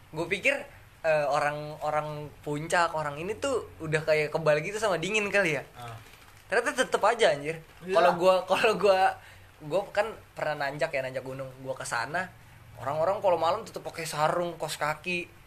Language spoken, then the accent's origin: Indonesian; Pakem, Special Region of Yogyakarta, Indonesia; di deket kampung gue sih di Pakem Kaliurang itu kayak perkampungan gitu